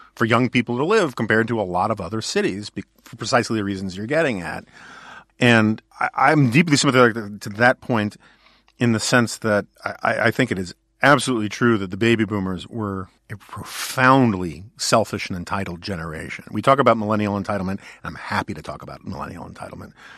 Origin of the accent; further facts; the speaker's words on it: New York City, New York, United States; I grew up in New York City where I had a lot of options